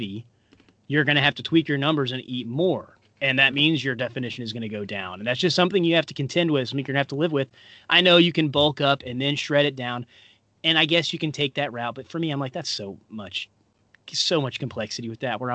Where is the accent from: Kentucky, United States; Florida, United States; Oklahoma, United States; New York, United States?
Kentucky, United States; Paducah; my hometown in Paducah, Kentucky